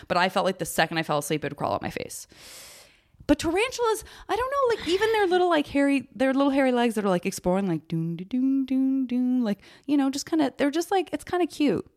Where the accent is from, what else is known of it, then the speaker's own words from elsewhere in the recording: Tucson, Arizona, United States; moved away; I'm from Tucson, and so we would always do what I now realize are, like, very Tucson things